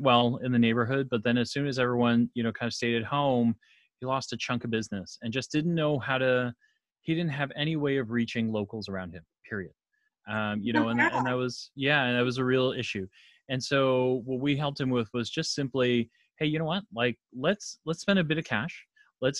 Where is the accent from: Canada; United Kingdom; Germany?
Canada; I'm Canadian